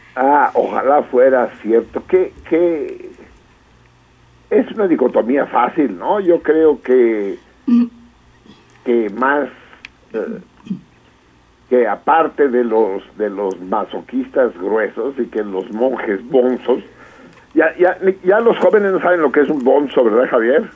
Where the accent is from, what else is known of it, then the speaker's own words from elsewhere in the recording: Mexico; como mexicanos